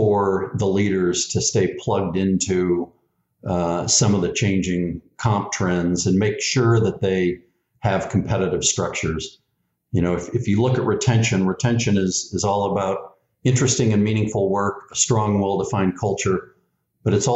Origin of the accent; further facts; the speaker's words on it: the Bay Area, California, United States; growing up in the Bay Area with three or four bridges to get across